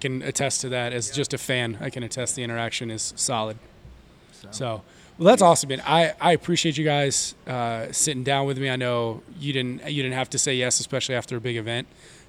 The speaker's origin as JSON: {"language": "English", "region": "Texas", "country": "United States", "said": "We've got America represented, but I'm from Texas, so I feel like that's... like another country."}